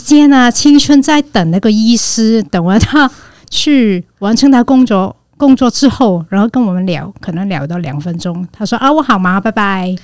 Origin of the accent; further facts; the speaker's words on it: Hong Kong; moved away as an adult; now in Taiwan; 所以这样的事情会吓到香港人。就是我们一件事情讲超久，